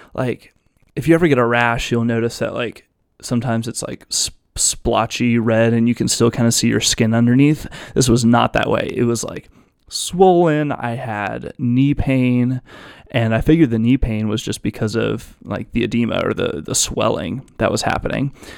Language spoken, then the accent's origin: English; Virginia Beach, Virginia, United States; I'm from Virginia Beach, Virginia. I was born and raised here, and I'm still here